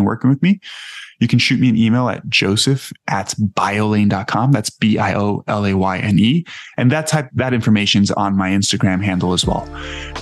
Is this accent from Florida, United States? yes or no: yes; Miami, Florida, United States; I grew up in Miami